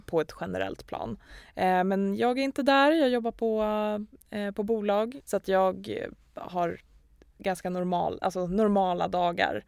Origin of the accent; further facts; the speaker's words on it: Gävle, Gävleborg County, Sweden; Vi kommer från Gävle båda två